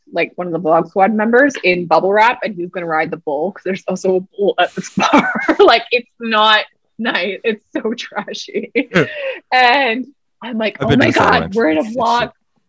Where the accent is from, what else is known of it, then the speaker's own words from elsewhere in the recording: Alberta, Canada; we're all from Alberta originally.